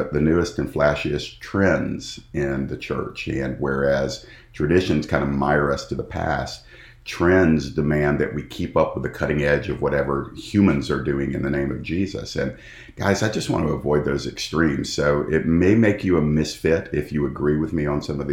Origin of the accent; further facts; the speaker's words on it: Georgia, United States; here in my home state of Georgia in the United States